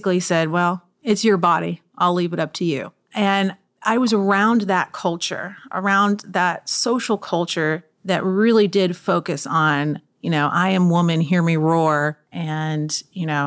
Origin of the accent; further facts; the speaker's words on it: Austin, Texas, United States; also born or lived in Miami; I'm from Austin, Texas